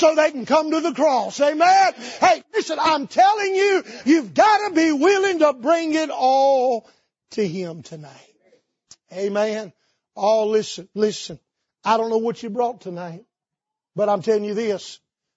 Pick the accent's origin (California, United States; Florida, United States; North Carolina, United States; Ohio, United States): North Carolina, United States; I grew up in North Carolina in the tobacco capital of the world in the Bible Belt